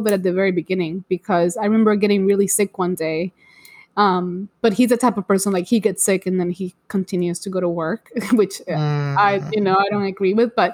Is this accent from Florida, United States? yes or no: yes; Orlando, Florida, United States; I'm and also so from Orlando